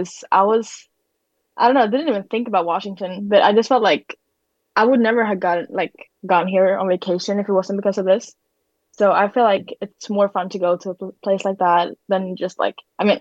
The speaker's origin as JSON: {"language": "English", "town": "Karlstad", "region": "Värmland", "country": "Sweden", "tie": "born or raised there", "moved": "as an adult", "lives_now": "Moses Lake, United States", "said": "I'm from Sweden. I'm from like a middle-sized town called Karlstad, which is like 3 hours from Stockholm, kind of, pretty close to the Norwegian border"}